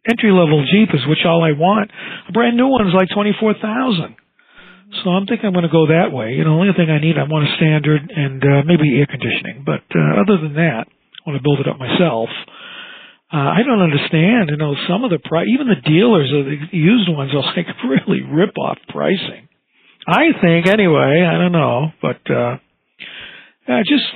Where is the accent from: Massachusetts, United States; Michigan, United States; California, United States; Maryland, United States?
Massachusetts, United States; I'm from Massachusetts and I'm looking right in the Hampshire border